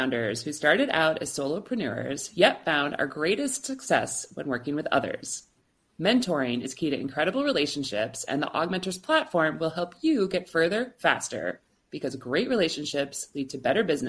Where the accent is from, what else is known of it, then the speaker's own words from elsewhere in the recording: Chicago, Illinois, United States; Blue Dog Design in Chicago, my hometown.